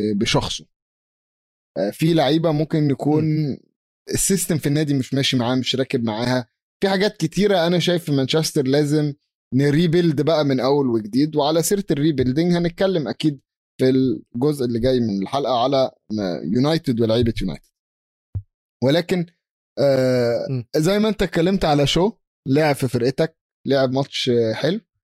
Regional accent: Egypt

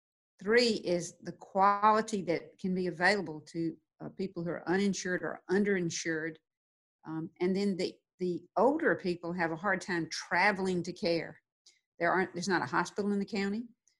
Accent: Georgia, United States; as Georgians

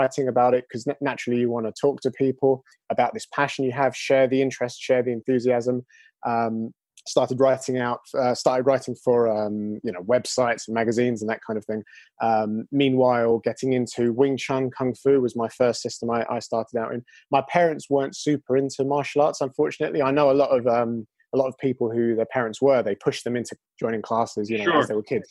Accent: London, United Kingdom; I'm from London. I live actually now just outside London, But I'm from London originally

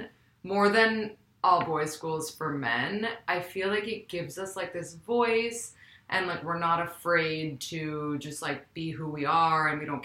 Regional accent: New York City, New York, United States; I'm from New York City, like yourself. and also went to Spence. We have that in common. And I'm 29.

